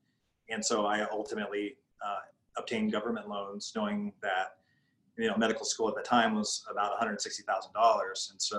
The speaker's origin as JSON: {"language": "English", "town": "Albuquerque", "region": "New Mexico", "country": "United States", "said": "So I'm from Albuquerque, New Mexico."}